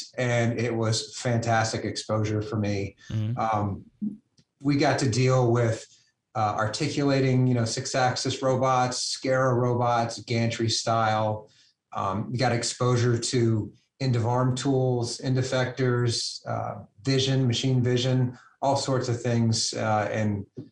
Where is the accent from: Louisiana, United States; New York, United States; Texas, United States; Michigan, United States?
Louisiana, United States; moved away; originally, I'm from Louisiana